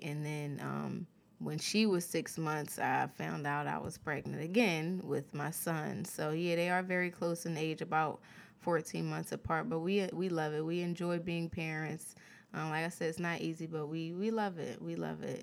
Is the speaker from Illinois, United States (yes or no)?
no; Philadelphia, Pennsylvania, United States; moved away as an adult; now in California, United States; I was raised in Philly all of my life